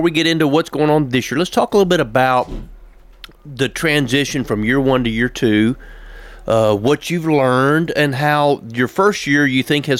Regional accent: Tennessee, United States; I'm from the South, from Tennessee, been here all my life.

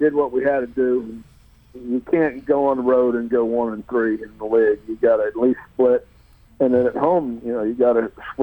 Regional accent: Pittsburgh, Pennsylvania, United States; moved away; I'm from Pittsburgh

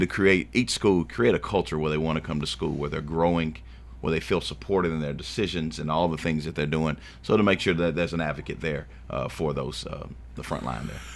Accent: Shelbyville, Tennessee, United States; also born or lived in Davidson County, Tennessee; now in Rutherford County, United States; I grew up in Shelbyville, Tennessee

